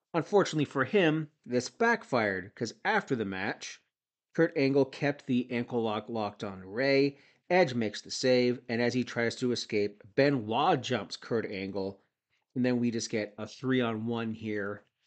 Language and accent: English; Toronto area, Ontario, Canada; I'm from the Toronto area